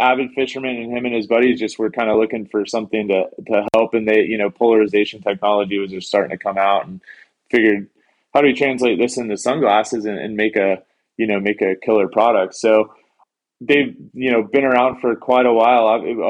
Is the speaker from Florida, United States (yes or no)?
yes; Fort Pierce, Florida, United States; I grew up in Fort Pierce, Florida